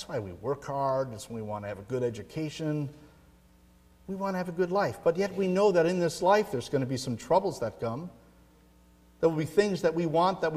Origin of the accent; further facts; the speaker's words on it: Midwest, United States; moved away; I grew up in the Midwest